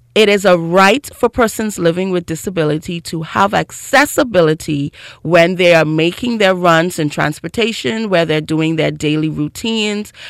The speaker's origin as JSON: {"language": "English", "region": "Grand Bahama", "country": "Bahamas", "tie": "born or raised there", "said": "I grew up in Grand Bahama"}